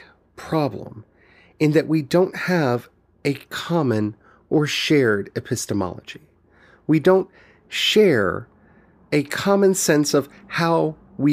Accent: United States; growing up in the United States

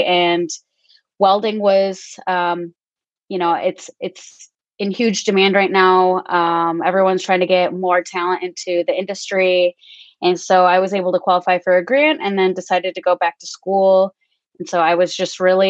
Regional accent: northern Michigan, United States; also born or lived in Guatemala / Grand Rapids, Michigan; now in Indianapolis, United States; I was born in Guatemala, and I was adopted at the age of 3, and grew up in northern Michigan

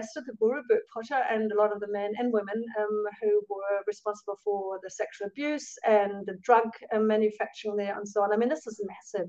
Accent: Germany; moved away as an adult; now in New Zealand; the kind of Christianity I grew up with in Germany

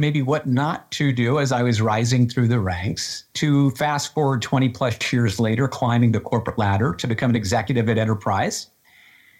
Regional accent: Western Massachusetts, United States; I grew up in Western Massachusetts.

